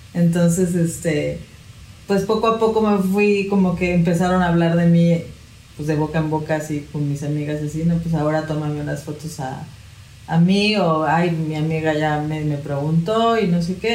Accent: Mexico; also born or lived in Puebla / Cancún; Yo soy de aquí, de México

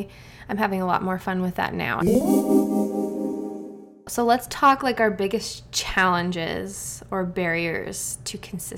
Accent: Arizona, United States; I grew up in Arizona.

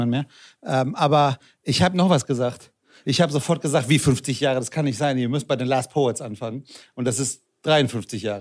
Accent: Frankfurt, Hesse, Germany; also ich bin in Frankfurt aufgewachsen

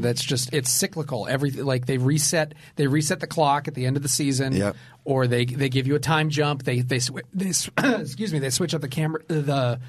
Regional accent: Glendale, California, United States; born or raised there

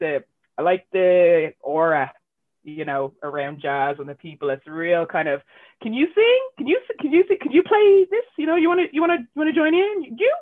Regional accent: Ireland; And it's not because I'm mixed race. It's because I'm Irish and I love our culture and it's how I grew up, you know.

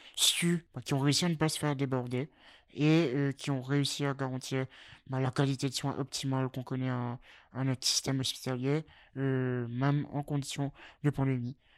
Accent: Mauritius; moved away as an adult; now in Lille, France; J'ai vécu donc 17 euh, années euh, à l'île Maurice, chez mes parents, et me voilà à Lille depuis 4 ans et demi

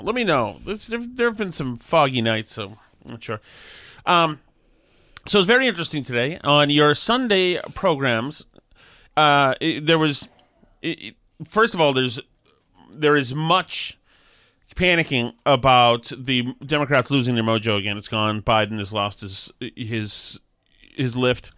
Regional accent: Boston, Massachusetts, United States; when I was growing up in Alston

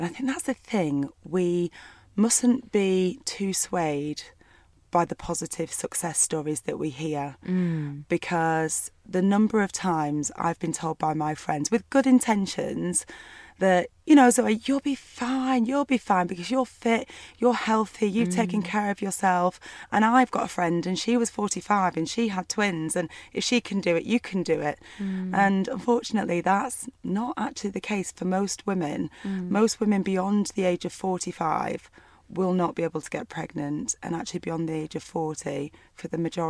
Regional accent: Burnley, North West England, United Kingdom; I grew up in Burnley in a small town in the northwest of England.

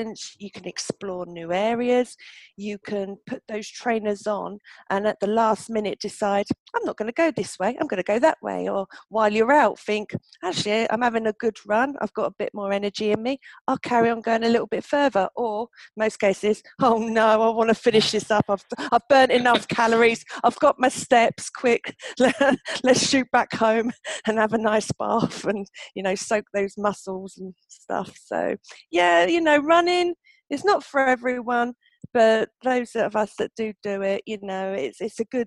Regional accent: Milton Keynes, South East England, United Kingdom; Milton Keynes, of course, my hometown

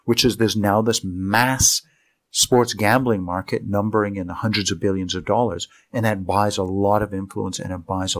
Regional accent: Canada; my compatriot as a Canadian, I'm deeply embarrassed by him

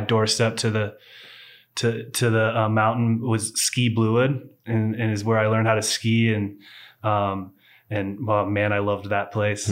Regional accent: Walla Walla, Washington, United States; moved away; I was born in Walla Walla, Washington, before it was wine country

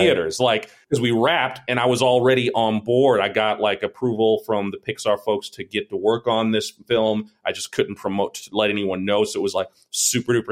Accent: New York, United States; I lived right. in New York

